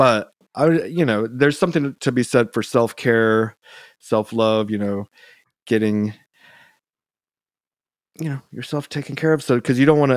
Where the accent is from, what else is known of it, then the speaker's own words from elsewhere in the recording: Georgia, United States; moved away; also born or lived in San Antonio / California; I grew up in Georgia